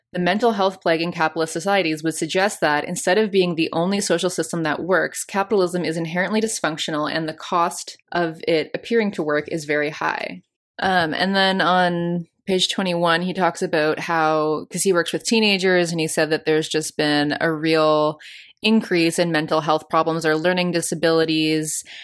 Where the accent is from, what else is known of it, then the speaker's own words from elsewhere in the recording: Canada; I'm from Canada